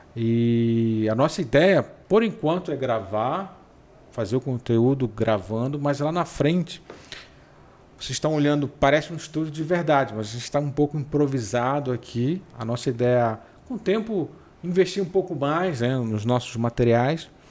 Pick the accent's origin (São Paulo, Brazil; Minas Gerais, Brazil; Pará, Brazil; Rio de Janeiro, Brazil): Pará, Brazil; Mas eu sou paraense. Sim, eu sou paraense. Talvez pela maneira de falar um pouco diferente.